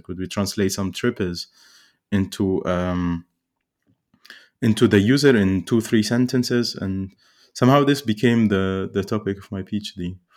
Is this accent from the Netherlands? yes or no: no; Cairo, Cairo Governorate, Egypt; I grew up in Cairo